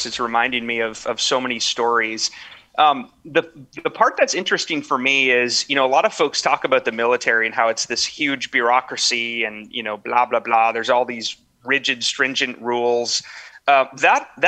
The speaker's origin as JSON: {"language": "English", "region": "northern Minnesota", "country": "United States", "moved": "as an adult", "said": "I'm from a small, small town in northern Minnesota"}